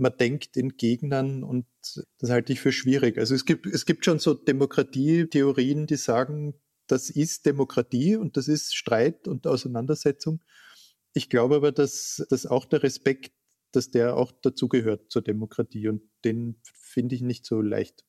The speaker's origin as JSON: {"language": "German", "town": "Klagenfurt", "region": "Carinthia", "country": "Austria", "tie": "born or raised there", "said": "Ich bin in Klagenfurt geboren und war dort Kind"}